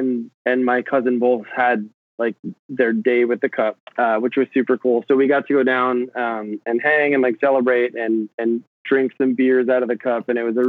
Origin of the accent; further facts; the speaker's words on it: New Jersey, United States; now in Brooklyn, United States; like I grew up in New Jersey. I live in Brooklyn now.